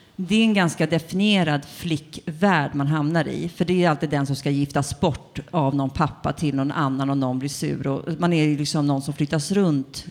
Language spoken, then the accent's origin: Swedish; Tumba, Stockholm County, Sweden; jag är född i Tumba, som ligger i Botkyrka